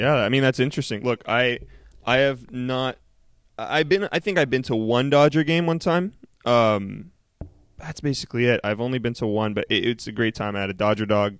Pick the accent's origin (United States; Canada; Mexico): Canada; I'm Canadian